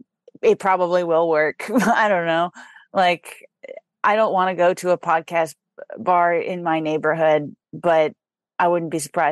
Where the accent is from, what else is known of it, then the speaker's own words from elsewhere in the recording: Brockton, Massachusetts, United States; moved away; I'm in my hometown right now.